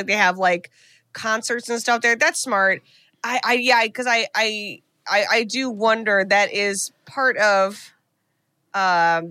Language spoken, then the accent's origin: English; Northeast Ohio, United States; We're from Northeast Ohio